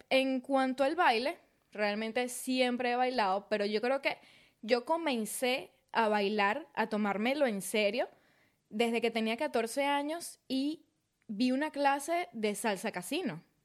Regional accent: Maracay, Aragua, Venezuela; moved away as an adult; also born or lived in Valle de la Pascua, Guárico; now in Brisbane, Australia; realmente yo nací en Valle Pascua, Estado Guárico, pero crecí toda mi vida en Maracay, pero soy del llano

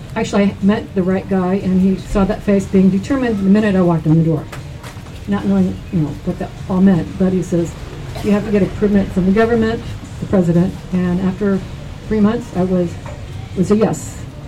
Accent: United States; I'm from America

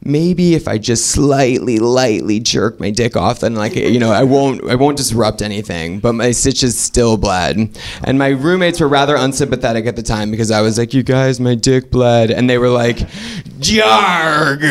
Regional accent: Oregon, United States

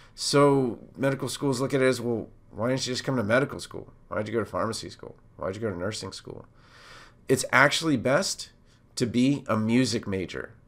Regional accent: Montgomery County, Maryland, United States; I'm from Montgomery County, Maryland

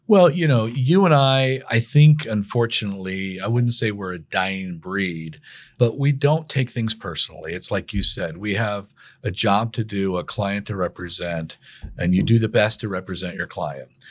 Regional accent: Sangamon County, Illinois, United States; moved away as an adult; also born or lived in Saint Louis, Missouri; go back to my hometown and work that summer for the prosecutor's office in Sangamon County, Illinois

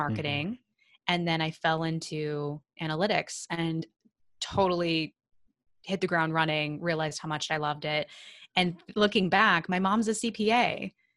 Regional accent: Sullivan, Illinois, United States; I'm from the middle of nowhere in Illinois, very, very small town called Sullivan.

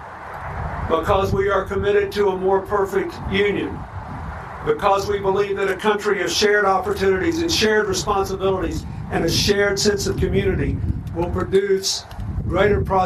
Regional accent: Arkansas, United States; when I was a boy growing up in Arkansas

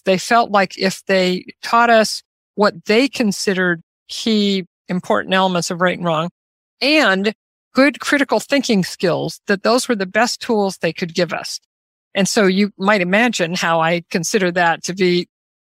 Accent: Omaha, Nebraska, United States; I grew up in Omaha, Nebraska, about as exactly in the middle of the United States as you can get

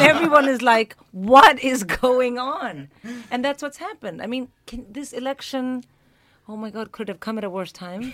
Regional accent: India; moved away as an adult; now in United Kingdom; an Indian born and raised comic

